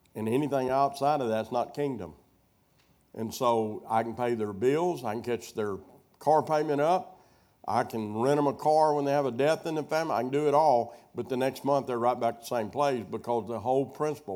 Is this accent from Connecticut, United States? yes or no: no; Wheatley, Arkansas, United States; moved away; my hometown, Wheatley, Arkansas.